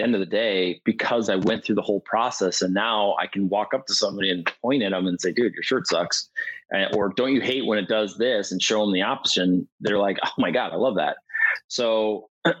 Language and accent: English; Milwaukee, Wisconsin, United States; I'm from Milwaukee